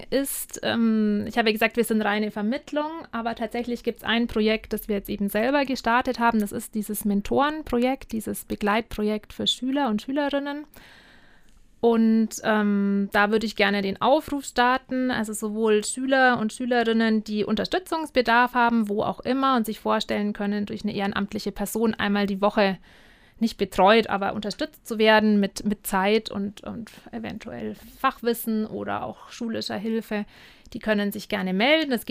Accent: Penzberg, Bavaria, Germany; Ich komme aus Penzberg, da gibt es zum Beispiel keine Freiwilligenagentur

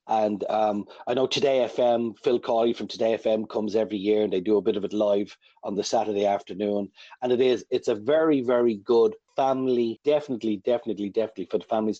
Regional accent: Ireland; we're Irish after all.

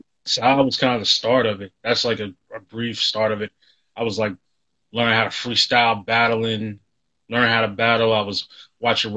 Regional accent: Nashville, Tennessee, United States; moved away as an adult; now in Washington, D.C., United States; originally born and raised in Nashville, Tennessee, South Side, borderline of Antioch.

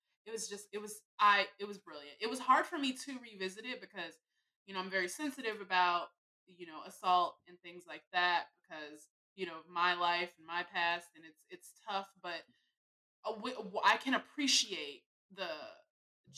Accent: Chicago, Illinois, United States; I'm from Chicago, and we use that all the time

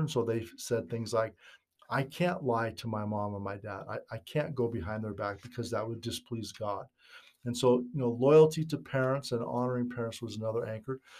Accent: Northern California, United States; moved away as an adult; also born or lived in Utah; I was raised in Northern California back in the sixties and seventies

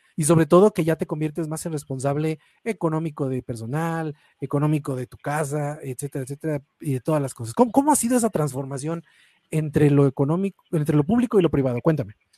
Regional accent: Mexico; uno como mexicano

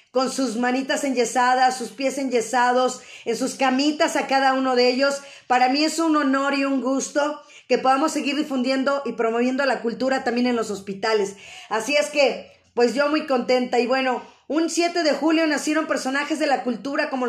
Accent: Xalapa, Veracruz, Mexico

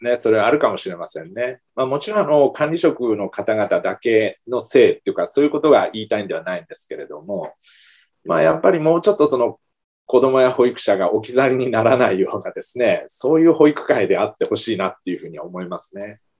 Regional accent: Kumamoto, Japan; now in Fukuoka, Japan; 私の生まれ育った実家がある熊本県

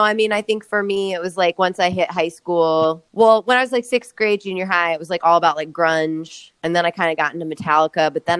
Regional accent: Midwest, United States; I think it wasn't till I got older that I like really was like glad that I grew up in the Midwest

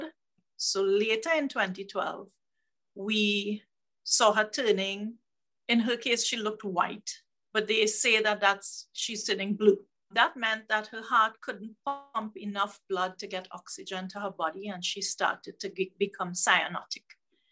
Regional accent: Trinidad & Tobago; I'm from the Caribbean, the southmost island of the Caribbean called Trinidad and Tobago, and I'm on the island of Trinidad

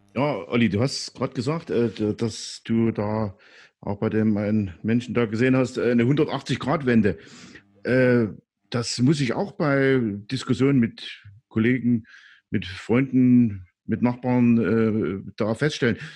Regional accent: East Germany, Germany; als Ostdeutscher. Äh, ich hab's auch, äh, aufgrund meiner, äh, meines Lebensalters auch die D D R Zeit erlebt

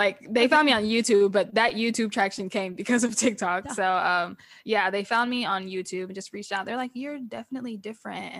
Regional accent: Nashville, Tennessee, United States; moved away as an adult; also born or lived in Los Angeles; now in Memphis, United States; my hometown is Nashville

